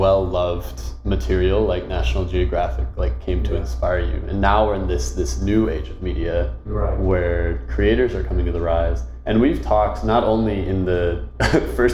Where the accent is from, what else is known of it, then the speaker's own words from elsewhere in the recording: United States; I'm American